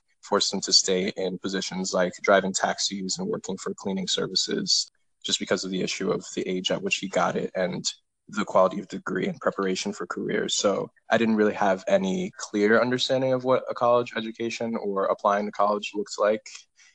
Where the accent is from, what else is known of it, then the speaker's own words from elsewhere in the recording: West Haven, Connecticut, United States; also born or lived in Cleveland, Ohio; I was born in Cleveland, Ohio, but I grew up all in West Haven, Connecticut for the majority of my life